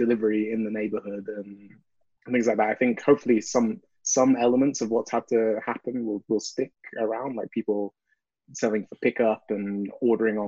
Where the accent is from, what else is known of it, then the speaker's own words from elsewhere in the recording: United Kingdom; moved away as an adult; also born or lived in Bristol; now in Montreal, Canada; I'm British